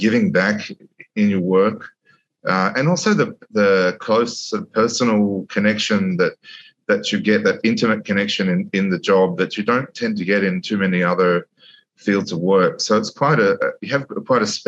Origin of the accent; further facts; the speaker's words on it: Sydney, New South Wales, Australia; moved away as an adult; now in Dubai, United Arab Emirates; I grew up in Sydney, in the southern and eastern areas of Sydney